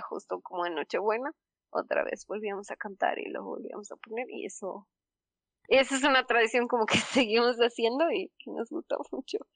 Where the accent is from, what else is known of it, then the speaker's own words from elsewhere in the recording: Mexico; somos mexicanos y entonces tenemos como cultura católica